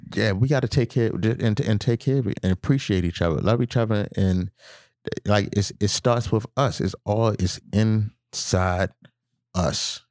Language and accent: English; Baltimore, Maryland, United States; I'm from Baltimore